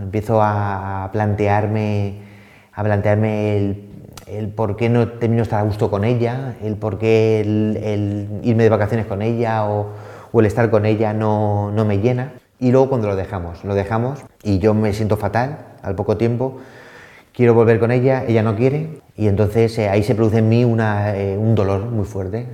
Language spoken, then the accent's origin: Spanish; Elda, Valencian Community, Spain; now in Madrid, Spain; soy alicantino